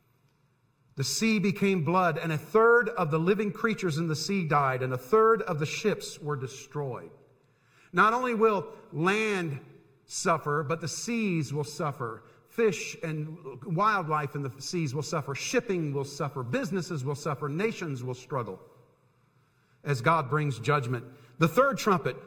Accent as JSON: {"language": "English", "town": "Tampa", "region": "Florida", "country": "United States", "tie": "born or raised there", "said": "I grew up in Tampa, Florida"}